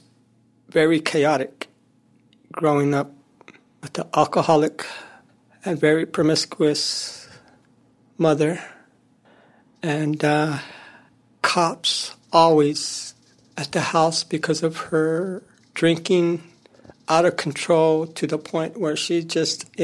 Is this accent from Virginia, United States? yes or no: no; San Francisco, California, United States; also born or lived in Modesto, California; After that, I grew up in San Francisco